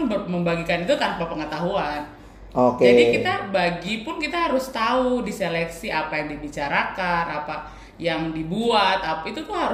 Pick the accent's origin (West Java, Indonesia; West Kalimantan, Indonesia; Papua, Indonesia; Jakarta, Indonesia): Papua, Indonesia; Nggak, Papua.